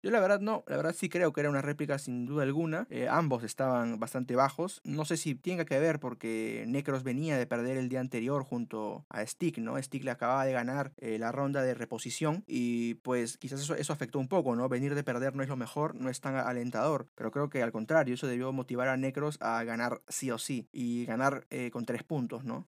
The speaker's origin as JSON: {"language": "Spanish", "country": "Peru", "said": "nosotros como oyentes peruanos"}